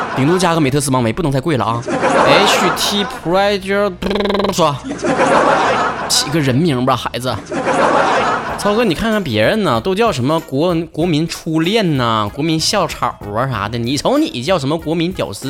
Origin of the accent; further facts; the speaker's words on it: Northeast China, China; accent: Northeastern (Dongbei) dialect; 我们东北话脱口秀五周年的庆典